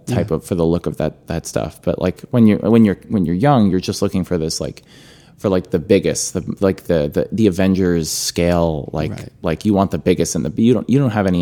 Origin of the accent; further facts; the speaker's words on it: Rocky Point, New York, United States; also born or lived in Flushing, New York; I was born in Flushing, but this was in suburban Long Island. I'm from Suffolk County